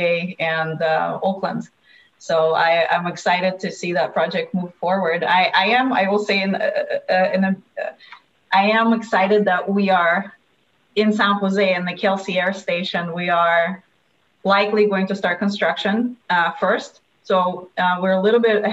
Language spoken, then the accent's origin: English; Russia; also born or lived in Palo Alto, California; now in United States; I come from Russia, where we mostly have apartment buildings and we don't have single family homes